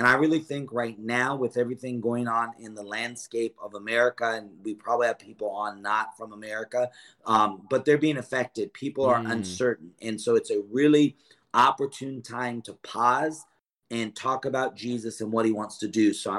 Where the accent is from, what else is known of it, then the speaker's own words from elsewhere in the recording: California, United States; also born or lived in Lodi; I grew up in California, the area that you're in. I was born in Lodi.